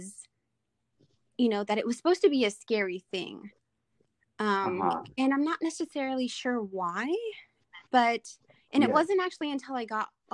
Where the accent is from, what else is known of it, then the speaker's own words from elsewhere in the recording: Washington, United States; I'm Native American from Washington State, and we as a people, we are very, very spiritual